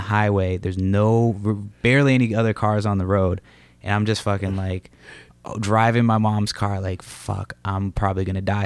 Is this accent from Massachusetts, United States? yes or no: yes; Massachusetts, United States; moved away; also born or lived in Los Angeles; I'm from Massachusetts